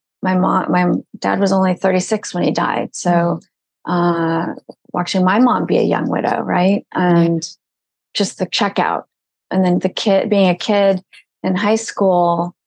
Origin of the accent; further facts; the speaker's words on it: Malibu, California, United States; I grew up in Malibu.